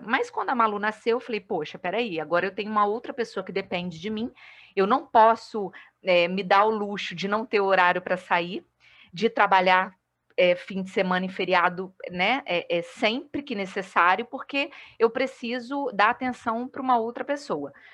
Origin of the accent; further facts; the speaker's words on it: Vila Velha, Espírito Santo, Brazil; moved away as an adult; also born or lived in Rio de Janeiro / Macaé; now in Uberlândia, Brazil; sou capixaba, mas moro atualmente em Uberlândia, em Minas, mas estou de férias em Vila Velha, né? É, então, até o dia 9 de janeiro eu estou por aqui, na minha terrinha